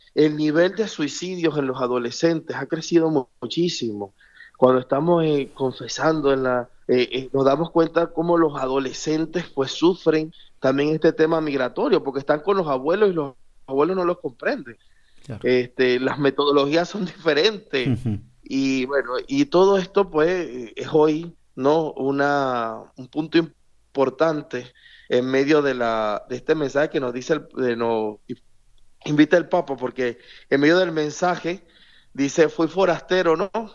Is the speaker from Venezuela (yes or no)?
yes; Venezuela; yo como venezolano